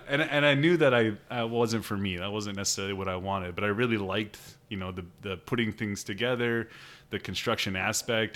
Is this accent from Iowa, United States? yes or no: yes; Sheldon, Iowa, United States; I grew up in Sheldon, Iowa, um, just kind of down the road from Spencer here